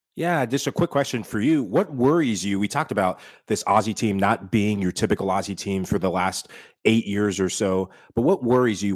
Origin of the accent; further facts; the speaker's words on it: East Coast, United States; growing up in the East Coast, grew up a, around quite a few Peruvians